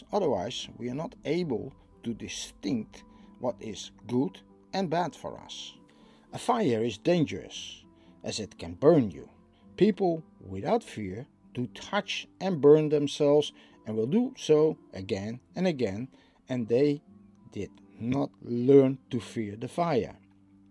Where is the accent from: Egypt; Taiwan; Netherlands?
Netherlands; I'm from the Netherlands